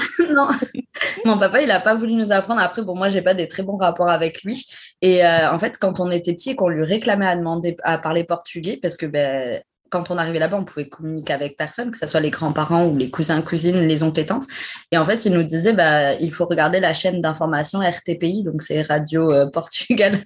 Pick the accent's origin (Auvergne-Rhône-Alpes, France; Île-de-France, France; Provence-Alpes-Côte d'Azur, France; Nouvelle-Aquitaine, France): Nouvelle-Aquitaine, France; Bègles; moved away as an adult; also born or lived in Dijon / Bordeaux; J'ai grandi à Bègle, c'est à côté de Bordeaux